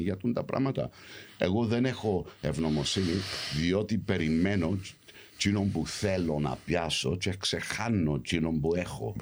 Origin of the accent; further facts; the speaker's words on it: London, United Kingdom; moved away; also born or lived in Cyprus; γεννήθηκα έξω, γεννήθηκα Λονδίνο, μεγάλωσα στο Λονδίνο